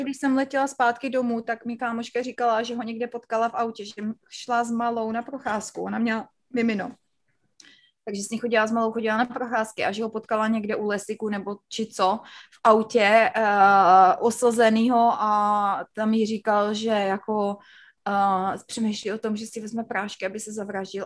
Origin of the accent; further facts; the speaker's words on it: Znojmo, South Moravian Region, Czechia; moved away as an adult; also born or lived in Brno; now in United States; já jsem ze Znojma, ze Znojma, ze Znojmička